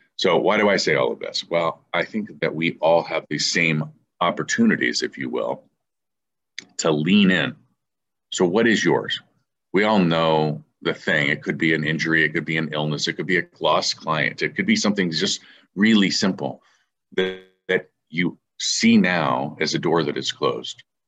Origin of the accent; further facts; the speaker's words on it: San Diego, California, United States; I'm from San Diego